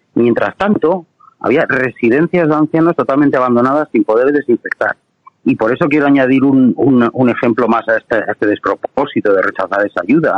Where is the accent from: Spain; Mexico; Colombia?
Spain; Basque Country; este gobierno nacionalista y socialista que tenemos en el País Vasco